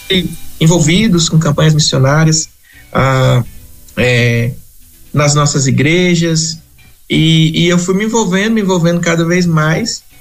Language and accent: Portuguese; Espírito Santo, Brazil; costumo dizer que nasci na, nasci na roça, né?